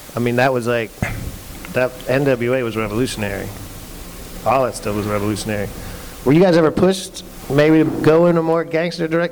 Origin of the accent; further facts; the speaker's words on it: Pennsylvania, United States; moved away; I'm from Pennsylvania originally